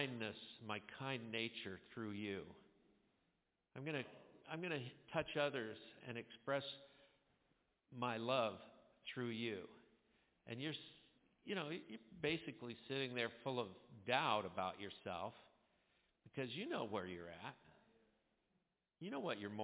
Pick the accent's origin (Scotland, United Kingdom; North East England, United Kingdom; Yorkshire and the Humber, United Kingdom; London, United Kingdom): Scotland, United Kingdom; I'm Scottish